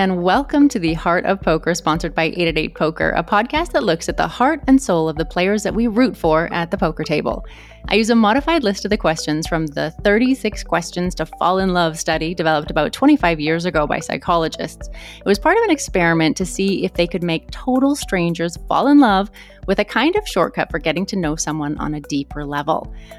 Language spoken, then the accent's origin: English; Canada; moved away as an adult; now in London, United Kingdom; the same kind of like culture shock that I did moving from small town Canada to London